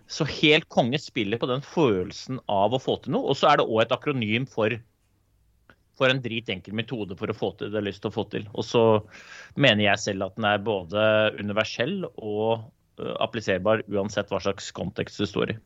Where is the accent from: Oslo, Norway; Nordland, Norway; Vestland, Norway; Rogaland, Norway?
Oslo, Norway; Jeg er jo født og oppvokst i Groruddalen